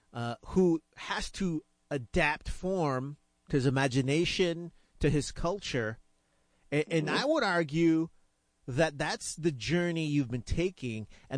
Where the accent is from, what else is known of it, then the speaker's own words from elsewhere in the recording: Chicago, Illinois, United States; now in Houston, United States; I was born in Chicago, but I say that Hecho en Texas is my Texas passport. I'm like, am I Texan now, man?